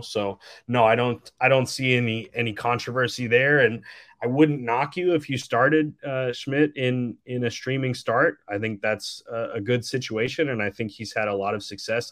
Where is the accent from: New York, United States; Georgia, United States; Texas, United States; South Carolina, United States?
Texas, United States; I am from Texas